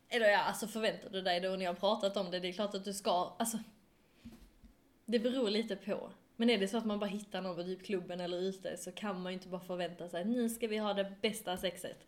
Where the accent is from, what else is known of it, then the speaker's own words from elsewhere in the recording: Skåne, Sweden; accent: Skånska; min skånska